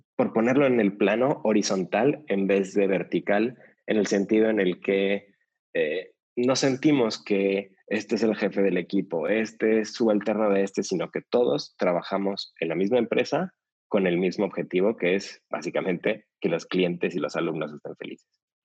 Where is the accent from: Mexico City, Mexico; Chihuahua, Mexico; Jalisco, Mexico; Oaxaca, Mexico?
Mexico City, Mexico; yo nací en la Ciudad de México